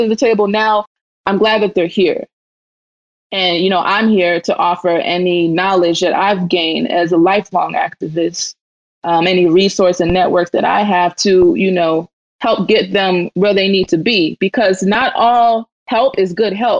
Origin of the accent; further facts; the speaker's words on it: Mississippi, United States; I'm from Mississippi